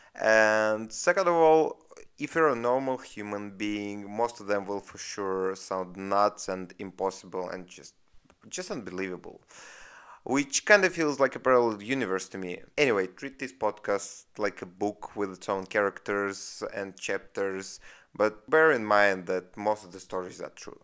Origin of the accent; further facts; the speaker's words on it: Russia; accent: Russian; I'm from Russia. That's where this accent is from.